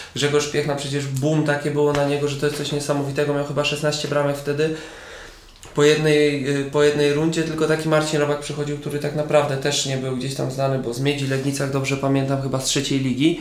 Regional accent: Siedlce, Masovian Voivodeship, Poland; now in Kielce, Poland; Ja wychowałem się, urodziłem w Siedcach, później gdzieś tam przeprowadziliśmy się z rodzicami na wieś

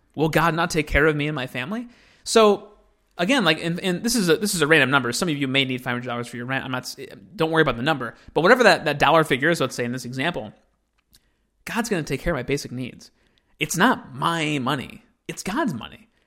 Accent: United States; I'm an American

